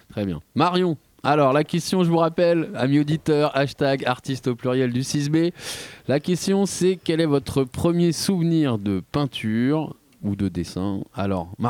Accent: Yvelines, Île-de-France, France; Moi, je viens des Yvelines.

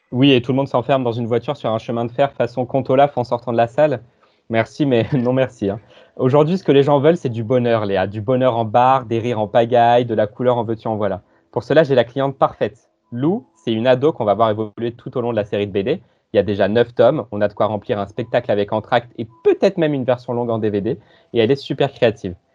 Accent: Rochefort, Nouvelle-Aquitaine, France; je viens de près de Rochefort, Place Colbert, Pont Transborder

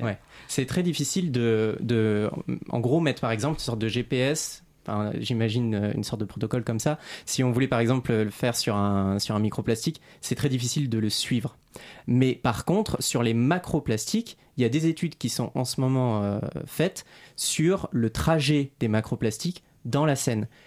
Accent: Réunion; now in Paris, France; je suis originaire de l'île de la Réunion

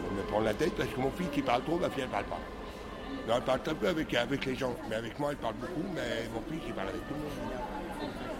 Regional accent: Lyon, Auvergne-Rhône-Alpes, France; je viens de Lyon et fier d'être lyonnais

